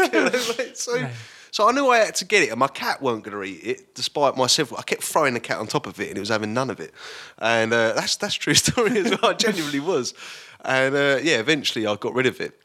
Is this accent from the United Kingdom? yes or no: yes; Basildon, East of England, United Kingdom; I grew up in Basildon